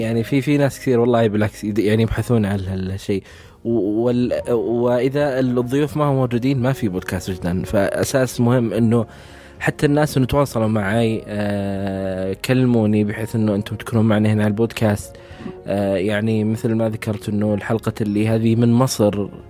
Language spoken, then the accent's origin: Arabic; Saudi Arabia; عندنا في السعوديه